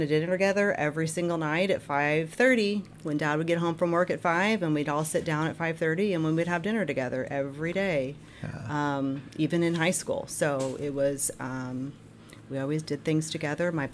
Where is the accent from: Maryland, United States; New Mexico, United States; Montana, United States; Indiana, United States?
Indiana, United States; Jasper; moved away as an adult; also born or lived in Terre Haute, Indiana / Evansville, Indiana / Jeffersonville, Indiana; now in Clarksville, United States; I grew up in Jasper, Indiana, so DuBois County. I lived there all my life